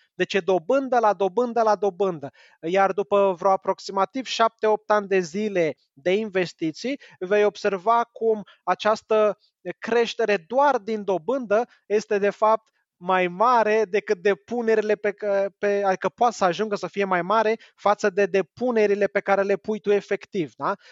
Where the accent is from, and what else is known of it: Romania